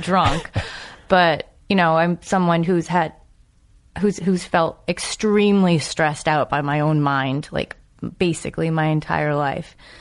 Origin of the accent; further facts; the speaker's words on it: New England, United States; I'm from New England